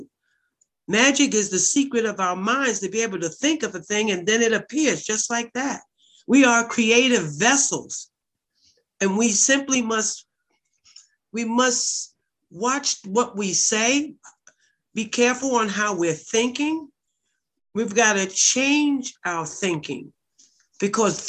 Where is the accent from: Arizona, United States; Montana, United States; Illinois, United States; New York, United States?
New York, United States; New York City; also born or lived in Newark / Harlem; I lived in Newark. I lived in Harlem when it wasn't sexy. And I'm from Bed-Stuy